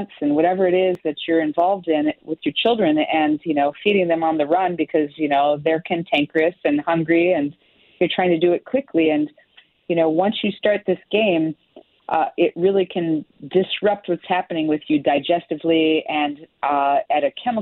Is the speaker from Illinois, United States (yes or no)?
yes; Chicago, Illinois, United States; I grew up in Chicago area and farmland